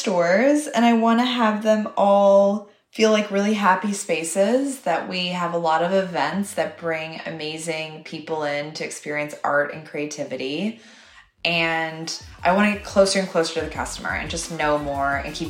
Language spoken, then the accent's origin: English; Toronto, Ontario, Canada; maybe opening a store in my hometown of Toronto because I really, really have a love for Canada.